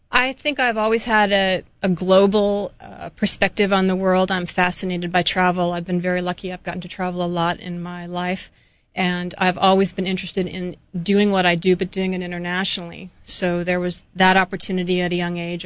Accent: Temple City, California, United States; moved away as an adult; also born or lived in Australia; now in Hawaii, United States; I was born in Southern California and was raised there in a small community called Temple City.

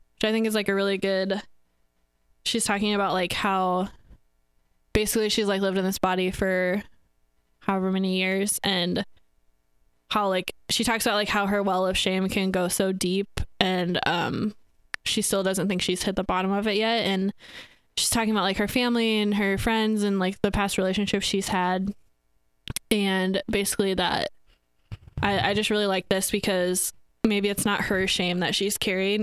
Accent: Northwest Iowa, United States; I am from Northwest Iowa

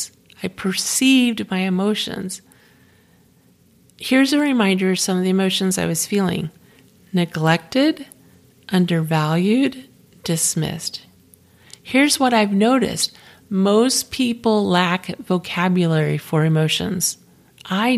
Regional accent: Florida, United States; moved away; I'm originally from Florida

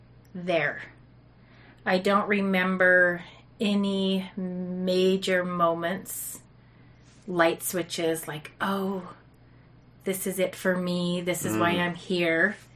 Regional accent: Sandy, Utah, United States; I grew up in Sandy, Utah. Lived in Utah my whole life. I come from a family with six kids, LDS.

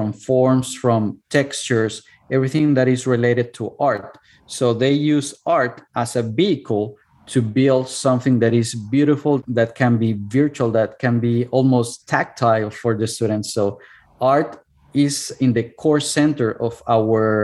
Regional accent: Cuernavaca, Morelos, Mexico; English is a second language; moved away as an adult; now in United States; my hometown, which is Cuernavaca

